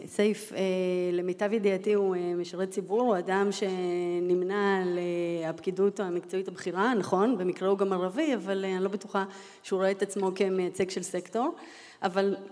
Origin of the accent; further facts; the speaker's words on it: Holon, Tel Aviv District, Israel; also born or lived in Latvia; עליתי אה, מברית המועצות, זאת אומרת מלטביה, אה, כילדה, אה, אני בת למשפחה אירוויזיוניסטית, משפחה של אסירי ציון, גדלתי בחולון